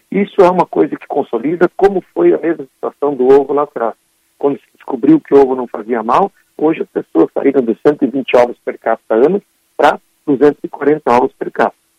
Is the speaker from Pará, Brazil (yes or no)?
no; Gaúcho, Rio Grande do Sul, Brazil; como bons gaúchos